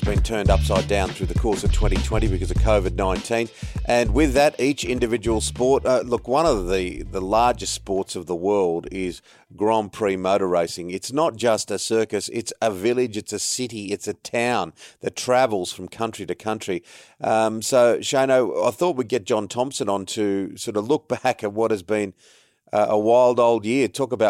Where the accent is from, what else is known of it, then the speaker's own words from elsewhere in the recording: Guildford, New South Wales, Australia; It was a bit of a soundtrack of my childhood growing up in Guildford with six kids and mum and dad, and we'd wander up the hill.